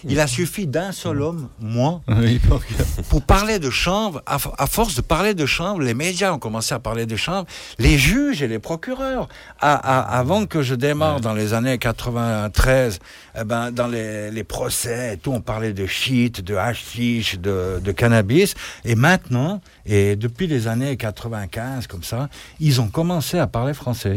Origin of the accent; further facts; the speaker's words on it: French-speaking Switzerland, Romandy, Switzerland; je suis un Suisse romain